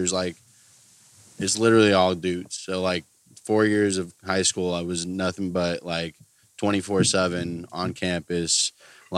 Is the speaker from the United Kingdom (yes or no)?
no; Concord, California, United States; I was born in Concord, California. It's a little east of Oakland, about 15 minutes.